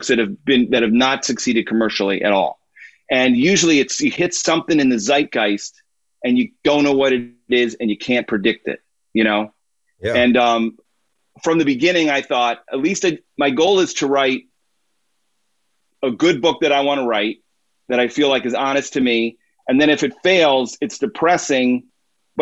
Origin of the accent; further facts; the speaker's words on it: Illinois, United States; We moved into our town in Illinois